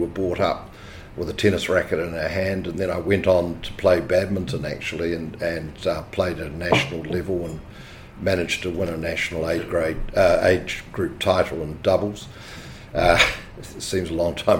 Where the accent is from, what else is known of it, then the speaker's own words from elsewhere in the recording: Invercargill, Southland, New Zealand; I was raised in Invercargill, the bottom of the South Island of New Zealand.